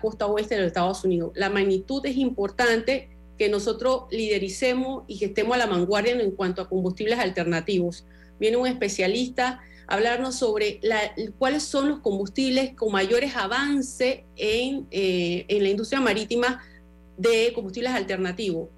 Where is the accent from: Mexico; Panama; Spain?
Panama; como panameños